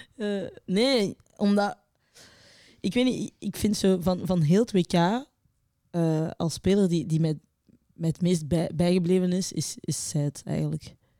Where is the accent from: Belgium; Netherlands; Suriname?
Belgium; wij ook niet als Belgen